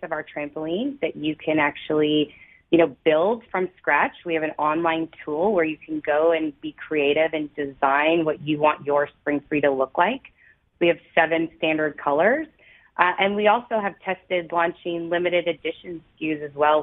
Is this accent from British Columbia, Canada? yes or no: no; Toronto, Ontario, Canada; also born or lived in St. Catharines; I was born and raised in Toronto